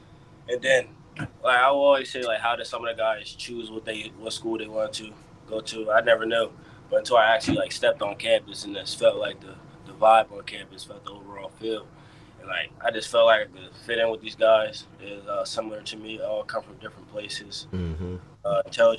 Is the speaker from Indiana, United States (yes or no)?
no; Edison, New Jersey, United States; But I was born in Addison, New Jersey.